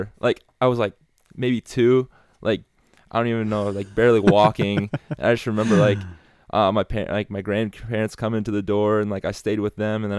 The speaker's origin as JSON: {"language": "English", "town": "Dunkerton", "region": "Iowa", "country": "United States", "tie": "born or raised there", "said": "I grew up in Dunkerton, graduated in 2020."}